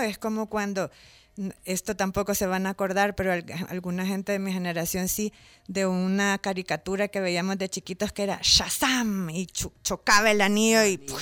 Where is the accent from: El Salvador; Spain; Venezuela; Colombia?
El Salvador; moved away as an adult; also born or lived in Mexico City; yo soy salvadoreña, nací en el centro ginecológico, crecí aquí, mis papás son de aquí